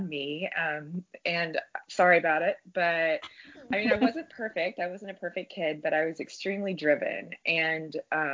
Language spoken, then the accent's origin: English; Texas, United States; we were like growing up in Texas